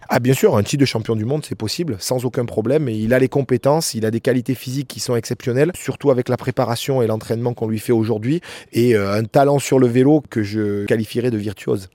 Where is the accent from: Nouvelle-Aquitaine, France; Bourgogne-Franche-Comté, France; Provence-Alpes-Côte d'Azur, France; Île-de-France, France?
Provence-Alpes-Côte d'Azur, France; La Grave de Peille; j'ai grandi avec euh, à la Grave de Paye